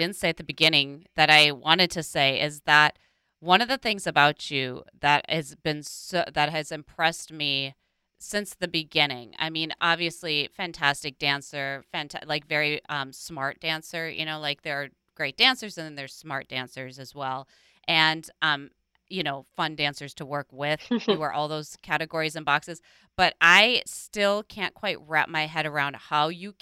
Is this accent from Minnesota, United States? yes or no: yes; Minnesota, United States; Growing up in Minnesota